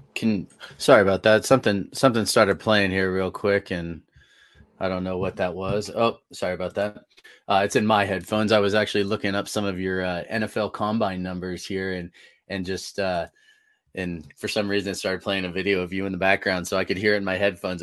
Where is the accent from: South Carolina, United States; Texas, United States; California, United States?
California, United States; Northern; now in Colorado, United States; I'm originally from Northern California, so um, and moved to Colorado in 2008